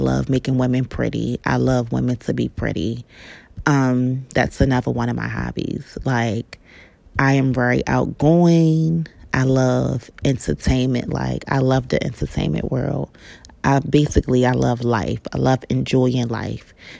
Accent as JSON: {"language": "English", "town": "Baltimore", "region": "Maryland", "country": "United States", "said": "I'm from Baltimore, Maryland."}